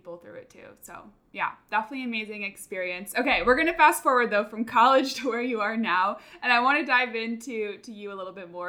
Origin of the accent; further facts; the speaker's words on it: California, United States; now in Austin, United States; And then I grew up in California, so like switching over to Austin